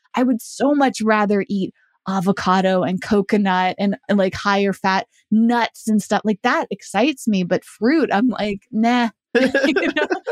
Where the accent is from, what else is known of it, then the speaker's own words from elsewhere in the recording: United States; as an American